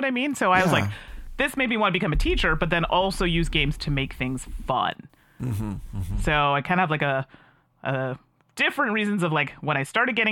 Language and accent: English; Calgary, Alberta, Canada; now in Ottawa, Canada; I was born and raised in Alberta. So Calgary, Alberta is where I'm